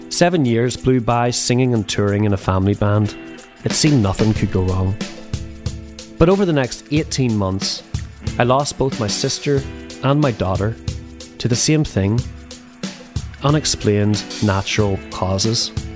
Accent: Belfast, Northern Ireland, United Kingdom; moved away; also born or lived in South Carolina; I grew up in Belfast at the tail end of a civil war, joined a religious cult in South Carolina

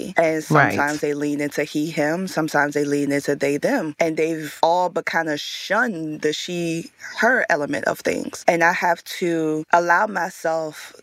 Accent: Richmond, Virginia, United States; Growing up in Richmond, Virginia

